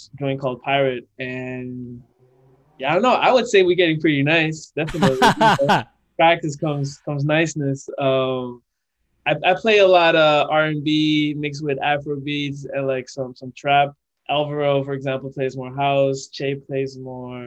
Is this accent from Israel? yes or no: no; Amsterdam, North Holland, Netherlands; first language Dutch; English is a second language; moved away as an adult; also born or lived in Suriname; now in Brooklyn, United States; I'm born and raised in Amsterdam. Dutch is my first language.